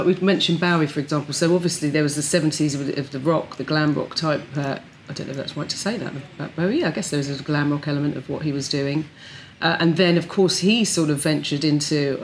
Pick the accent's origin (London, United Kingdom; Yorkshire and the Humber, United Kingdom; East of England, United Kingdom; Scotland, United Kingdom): London, United Kingdom; I'm from Brixton